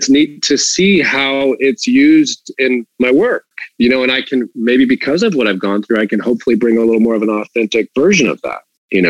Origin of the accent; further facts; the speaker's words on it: the South, United States; I grew up in the South where, football was pretty much a religion.